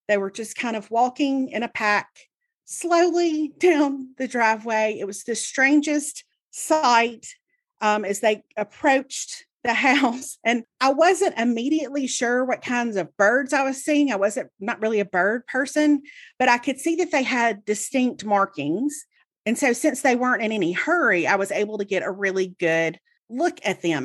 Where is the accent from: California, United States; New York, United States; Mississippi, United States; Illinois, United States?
Mississippi, United States; I grew up in Mississippi, and so I read The Clarion Ledger every day, Jackson's newspaper.